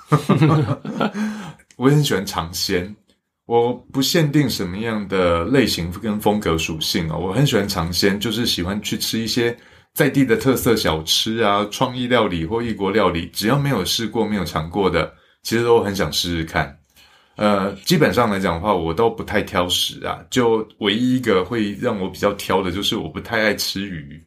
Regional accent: Xinying, Tainan, Taiwan; 我的老家新营

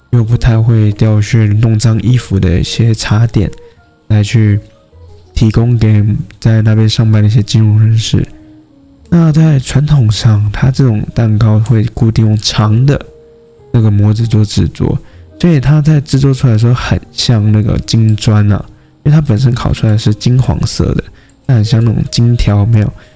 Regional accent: Taoyuan, Taiwan; now in Kaohsiung, Taiwan; 因为我本身是桃园人了，对啊，所以 虽然现在人在高雄，可是过年那段时间其实我已经开始在犹豫说要不要回到老家去跟家人过年了

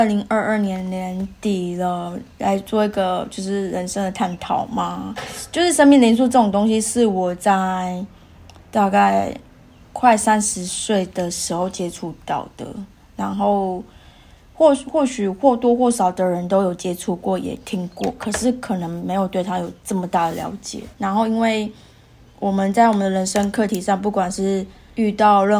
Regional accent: Taiwan; moved away as an adult; now in Perth, Australia; 就像我们从小在台湾一样，

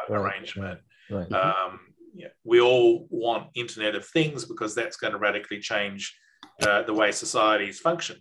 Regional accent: Australia

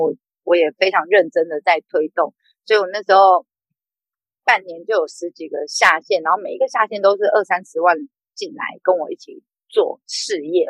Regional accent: Taichung, Taiwan; moved away; 我是台中人

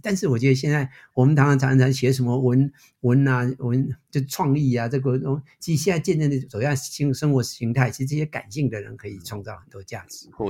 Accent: Taiwan; moved away as an adult; now in United States; 我虽然是台湾出生， 但是我的整个career其实都在美国

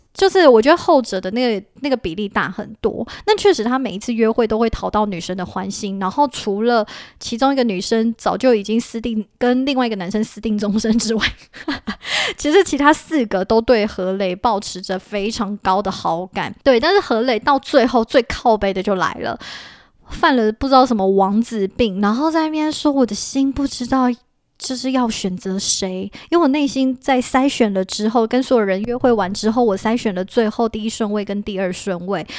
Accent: Taiwan; 我们其实身为一个台湾人，我们不懂

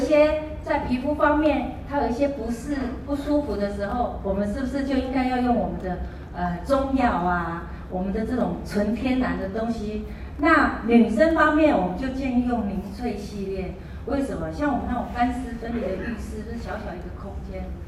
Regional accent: Taiwan; also born or lived in Kaohsiung; 我们台湾人

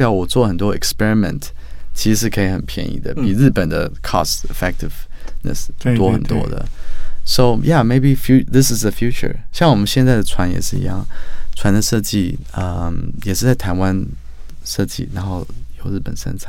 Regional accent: New Zealand; also born or lived in Australia / Sweden / Japan / United States; now in Taiwan; 我从小是从纽西兰长大，然后再到澳洲、瑞典、日本、美国。所以那时候我回来台湾的时候

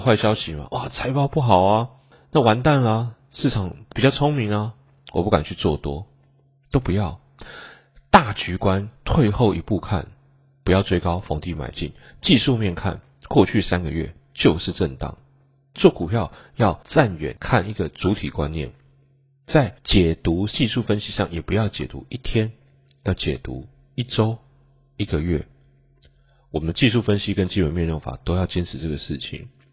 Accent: Taiwan; 我们台湾人

